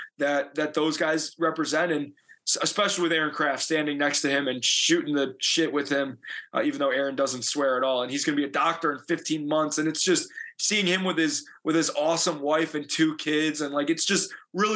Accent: Illinois, United States; I'm from Illinois.

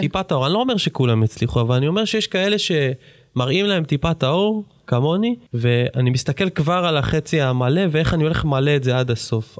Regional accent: Jerusalem, Jerusalem District, Israel; תכונת אה, שטרן בירושלים, מגיל שנתיים ומשהו בערך שלוש, עד גיל איזה 16-17

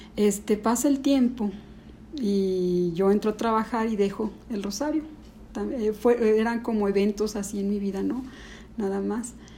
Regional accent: León, Guanajuato, Mexico; also born or lived in Ciudad Juárez, Chihuahua; yo nací en Ciudad Juárez, llegué a vivir aquí a León como a los nueve años

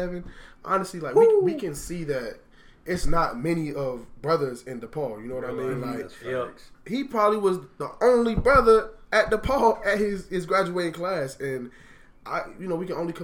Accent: Miami, Florida, United States; moved away as an adult; from Miami, Florida.

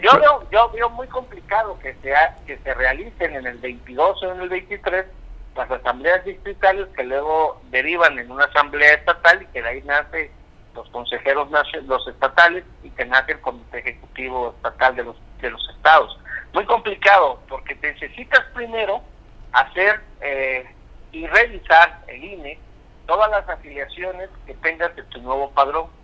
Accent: Mexico; como mexicanos

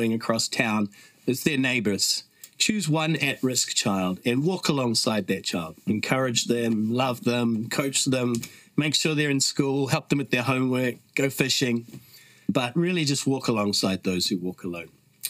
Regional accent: New Zealand; accent: Kiwi; moved away as an adult; also born or lived in Canada / Vancouver, Canada; now in Phnom Penh, Cambodia; I actually grew up here in New Zealand, but I was born in Canada and have lived in the slums in Cambodia for more than 15 years.

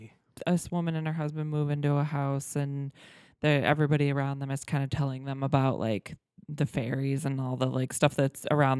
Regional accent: United States; even as an American

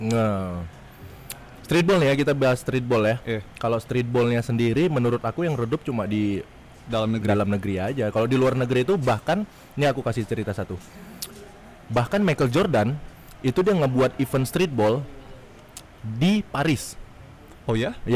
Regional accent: Medan, North Sumatra, Indonesia; aku kayak balik ke kota aku itu ke Medan

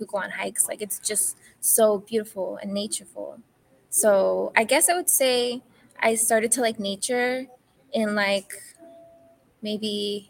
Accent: New York City, New York, United States; moved away; also born or lived in New Jersey; Because I grew up in New York. I grew up in Queens, and there wasn't that much like nature.

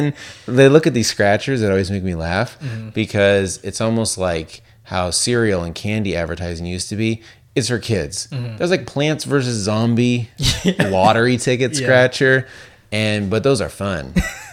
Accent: Las Vegas, Nevada, United States; moved away; growing up in Las Vegas

